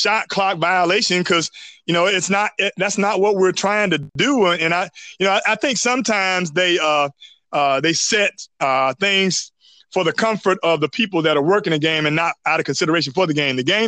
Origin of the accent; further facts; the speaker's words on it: North Carolina, United States; now in Georgia, United States; I'm from North Carolina